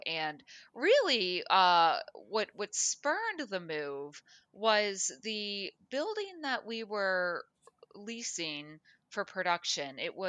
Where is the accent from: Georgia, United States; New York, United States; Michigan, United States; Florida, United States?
Florida, United States; also born or lived in Minnesota; now in Los Angeles, United States; I was born in Minnesota, grew up in South Florida, went to college and worked in Central Florida, moved to Mobile, Alabama for a news station, moved back to Orlando